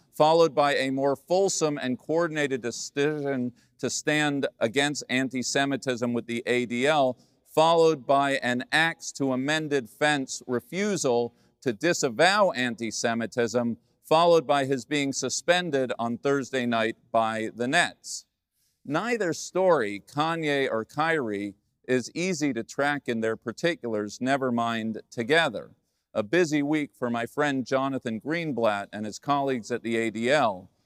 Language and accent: English; United States; as an American Jew